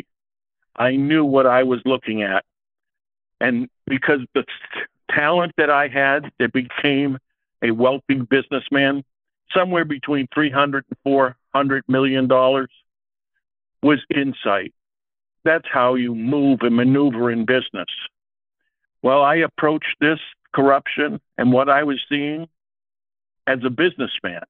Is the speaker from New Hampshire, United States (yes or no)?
yes; Salem, New Hampshire, United States; I come from New Hampshire. I was born in Salem, New Hampshire. My mother was the catechism teacher in Salem